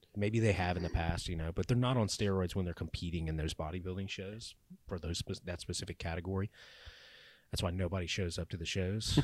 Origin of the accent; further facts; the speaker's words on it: Louisiana, United States; I grew up in Louisiana, live in Louisiana